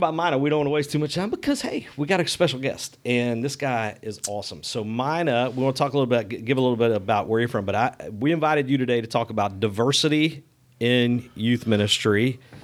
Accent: Crestview, Florida, United States; white guy growing up in Crestview, Florida

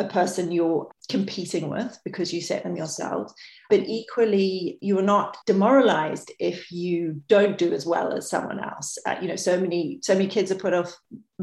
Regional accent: Botswana; also born or lived in New Zealand; I was brought up in New Zealand and mainly Botswana

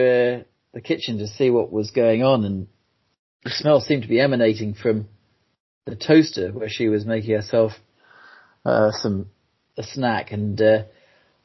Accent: Croydon, London, United Kingdom; we're both from Croydon as well

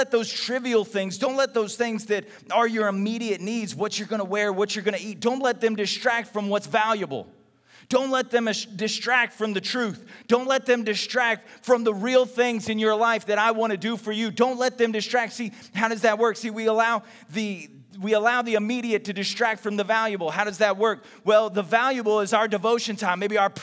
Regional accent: Texas, United States; when I was growing up in Texas

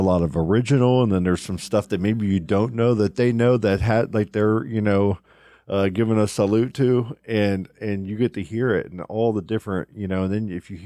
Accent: Louisville, Kentucky, United States; moved away; I'm from Kentucky. So me being in Kentucky, we had Bojangles, Kentucky Fried Chicken, the Colonel, his place, like his White House building, was like I saw it every single day going to school.

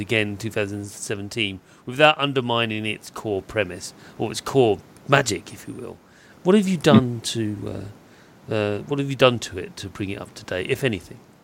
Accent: United Kingdom; being British

